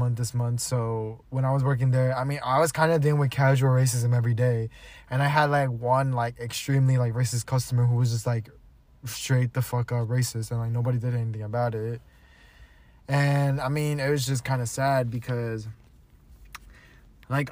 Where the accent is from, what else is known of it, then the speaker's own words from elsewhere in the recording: New Jersey, United States; I'm from New motherfucking Jersey